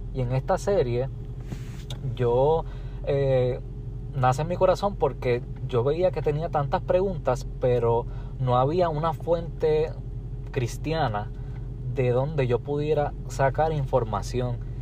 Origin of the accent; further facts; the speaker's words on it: Puerto Rico; soy de Puerto Rico.